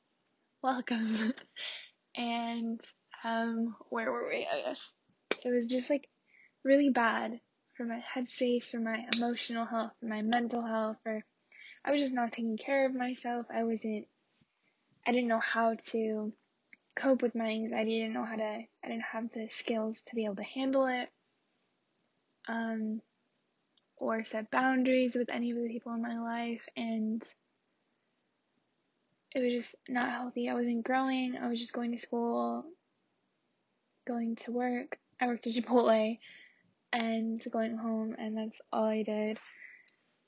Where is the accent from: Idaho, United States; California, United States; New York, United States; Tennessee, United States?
California, United States; Chino Hills; moved away as an adult; also born or lived in Wisconsin; now in Madison, United States; I lived in California, in Chino Hills, with my family. My dad and my two sisters.